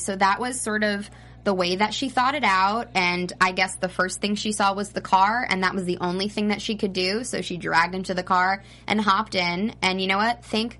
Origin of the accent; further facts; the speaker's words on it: New Jersey, United States; accent: New Jersey; I am from New Jersey, but that was an awful Jersey accent. I've lost it since I started hosting.